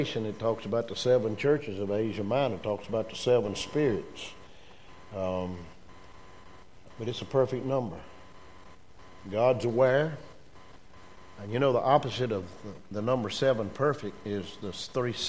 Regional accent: United States; I was born in America

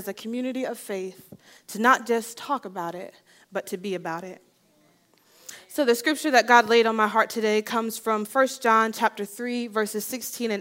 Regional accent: New Jersey, United States; I grew up in New Jersey

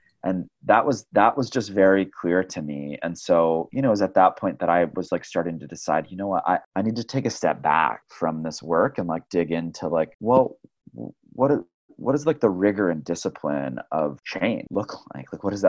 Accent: Flint, Michigan, United States; building upon all of these foundations from like growing up in Flint and growing up in the labor movement

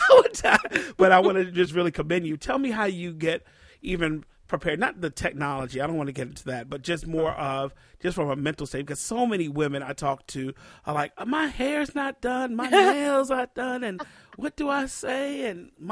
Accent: D.C. area, Maryland, United States; I'm from the Maryland, D.C. area.

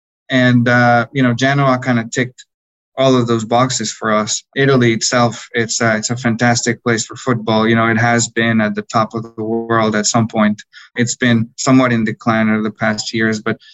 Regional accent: Bogotá, Colombia; I grew up in Bogota, in Colombia, where soccer or football is the number one sport.

